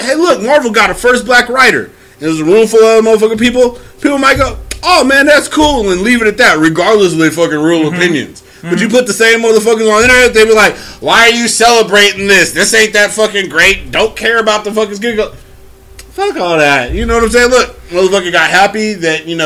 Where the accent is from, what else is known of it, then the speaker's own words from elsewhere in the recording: San Francisco, California, United States; I'm from San Francisco. I like that weather. You know, I like being on the peninsula